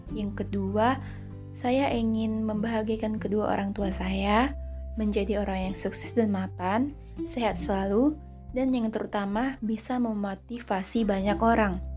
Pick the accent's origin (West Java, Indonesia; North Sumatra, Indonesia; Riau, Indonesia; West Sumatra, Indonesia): North Sumatra, Indonesia; Saya berasal dari Sumatera Utara.